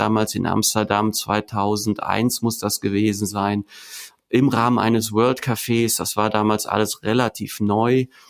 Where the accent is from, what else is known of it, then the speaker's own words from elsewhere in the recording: Vulkaneifel, Rhineland-Palatinate, Germany; ich bin in der Vulkaneifel groß geworden